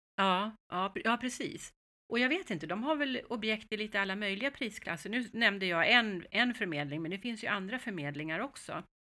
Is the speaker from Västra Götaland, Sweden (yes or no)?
no; Stockholm, Stockholm County, Sweden; also born or lived in Mallorca, Spain; vi är ju stockholmare